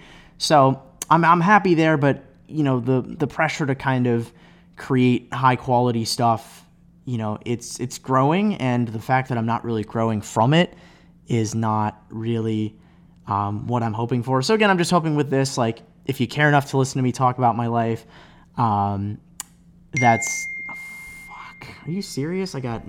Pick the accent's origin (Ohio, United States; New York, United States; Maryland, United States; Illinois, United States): Ohio, United States; Cleveland; now in Chicago, United States; But I live in Chicago. I'm from Cleveland. Go Browns.